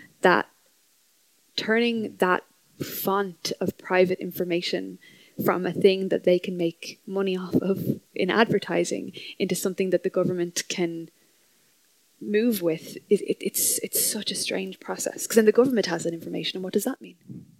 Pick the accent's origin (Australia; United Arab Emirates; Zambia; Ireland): Ireland; Our identities as an Irish people are there